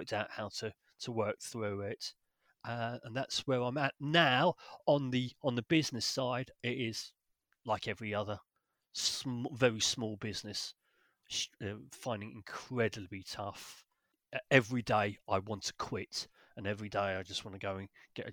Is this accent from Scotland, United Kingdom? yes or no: no; London, United Kingdom; moved away as an adult; I'm originally from North London, sunny Finchley area, and then where I was there until probably 20, in my mid-20s